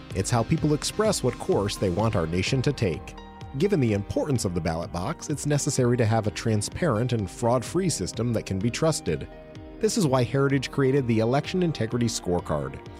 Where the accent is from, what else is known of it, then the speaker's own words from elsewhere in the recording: Oregon, United States; my home state, Oregon